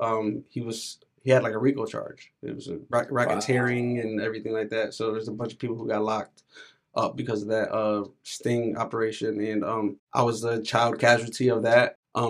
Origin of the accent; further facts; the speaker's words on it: New Britain, Connecticut, United States; I was born in New Britain, in New Britain General Hospital.